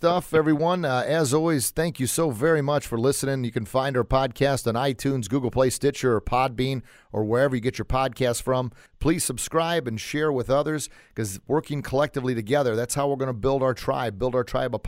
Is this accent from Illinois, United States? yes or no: yes; Southern Illinois, United States; I'm from this area here. I grew up on a farm